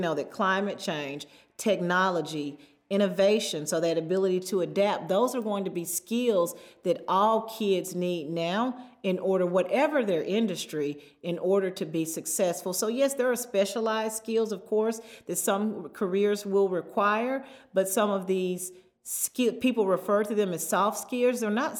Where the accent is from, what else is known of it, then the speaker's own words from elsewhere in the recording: Southern United States, United States; I grew up in the Bible Belt. My first teacher was my Sunday school teacher.